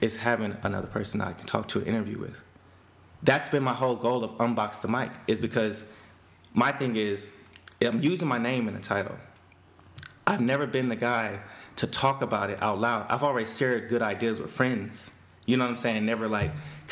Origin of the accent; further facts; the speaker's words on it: Houston, Texas, United States; I grew up in Spring Branch, and I didn't grow up in like a black community